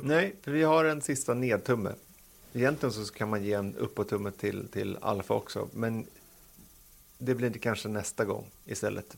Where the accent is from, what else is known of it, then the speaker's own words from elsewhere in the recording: Sweden; som svensk